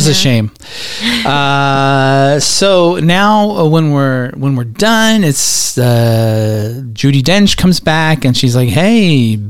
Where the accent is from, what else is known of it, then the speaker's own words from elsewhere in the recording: Georgia, United States; The country. We're from Georgia.